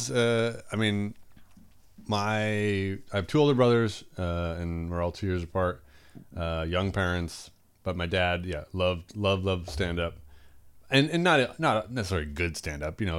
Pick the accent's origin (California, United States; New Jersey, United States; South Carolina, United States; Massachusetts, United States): Massachusetts, United States; Brockton; I grew up in Mass. You grew yeah, up in Mass. Yeah. Okay. Um, in Brockton.